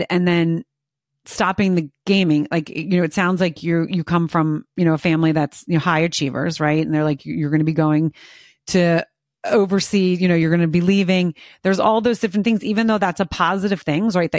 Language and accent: English; United States; being an American